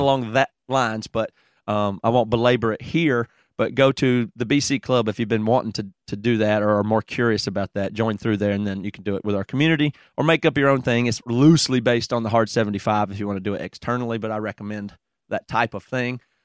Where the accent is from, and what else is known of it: Greer, South Carolina, United States; accent: Southern